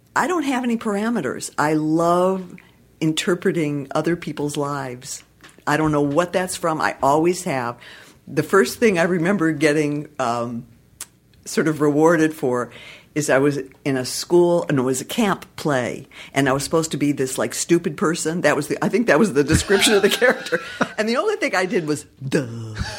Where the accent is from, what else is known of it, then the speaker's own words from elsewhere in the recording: Detroit, Michigan, United States; now in Los Angeles, United States; I'm from Detroit originally